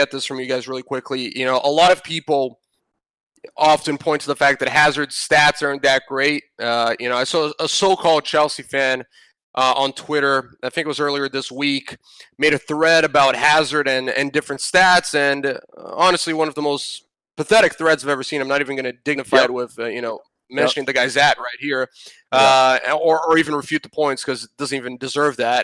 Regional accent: Brazil; my home country

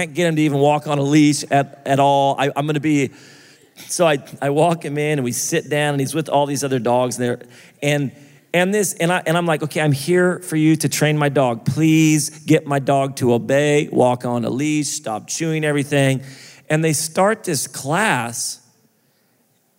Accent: United States; I'm American

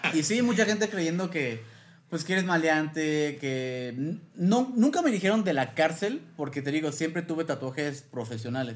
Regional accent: Yucatán, Mexico; moved away as an adult; also born or lived in Mérida; now in Mexico City, Mexico; Soy yucateco, soy yucateco de coraza. Pero ya viviendo aquí tengo unos seis años.

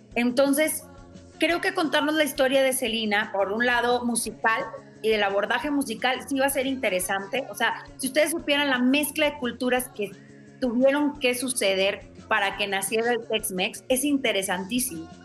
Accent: Monterrey, Nuevo León, Mexico; moved away; yo soy de Monterrey

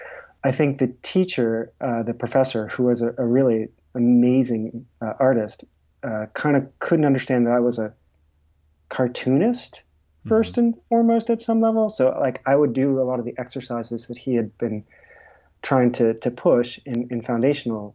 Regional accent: a small town right outside of Boston, Massachusetts, United States; I grew up in a small town right outside of Boston.

